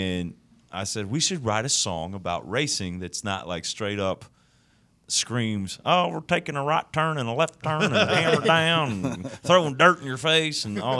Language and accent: English; Bedford, Indiana, United States; I'm from Bedford, Indiana.